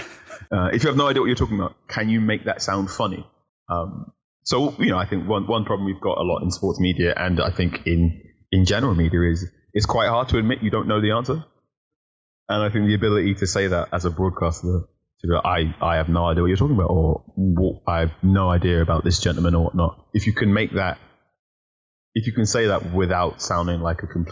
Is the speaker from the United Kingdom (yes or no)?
yes; Ilford, London, United Kingdom; also born or lived in Leytonstone, London; And then I moved out to Ilford, which is borderline East London and Essex